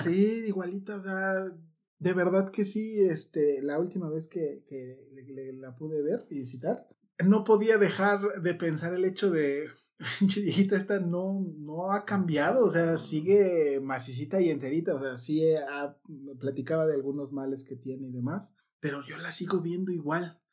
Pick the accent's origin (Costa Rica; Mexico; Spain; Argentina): Mexico; Mexico City; yo que soy de Iztapalandia, eran los domingos ahí en la explanada de la delegación se armaba el danzón